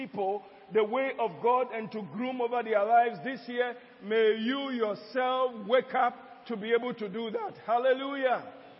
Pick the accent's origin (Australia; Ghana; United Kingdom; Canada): Ghana; in Ghana here, not Nigeria, my hometown, in Ghana here